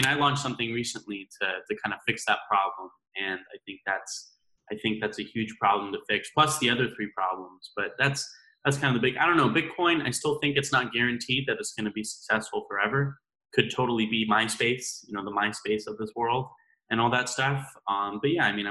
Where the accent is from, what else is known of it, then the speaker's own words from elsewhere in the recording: Idaho, United States; I grew up in Idaho, right? That's where I went to school